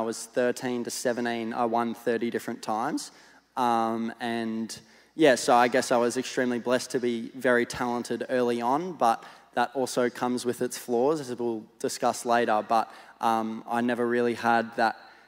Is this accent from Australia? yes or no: yes; Gold Coast, Queensland, Australia; I'm Gold Coast born and bred. So for 20 years, I was living on the Gold Coast